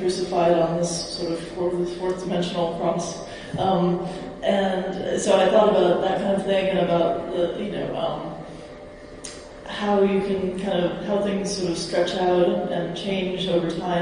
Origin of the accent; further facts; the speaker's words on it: United States; I'm from America